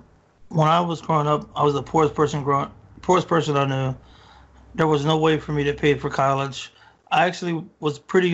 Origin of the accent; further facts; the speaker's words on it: Marlin, Texas, United States; moved away as an adult; also born or lived in Waco, Texas / Scotland; Yep, born and raised in Texas. Before I joined the military, the only time I had been out of Texas was I went to a basketball tournament in Little Rock, Arkansas.